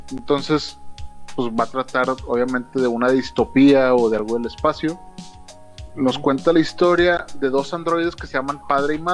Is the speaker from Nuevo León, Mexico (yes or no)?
yes; Monterrey, Nuevo León, Mexico; lo digo porque soy regio.